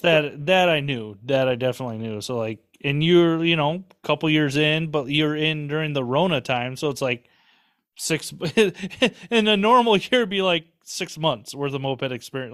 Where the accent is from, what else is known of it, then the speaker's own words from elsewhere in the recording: Minnesota, United States; I'm from Minnesota.